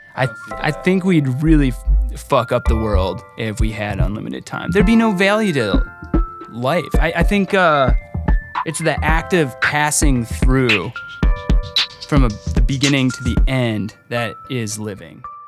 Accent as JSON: {"language": "English", "town": "Lake Orion", "region": "Michigan", "country": "United States", "tie": "born or raised there", "also_born_or_lived": "Detroit", "lives_now": "Lansing, United States", "said": "I grew up in Lake Orion."}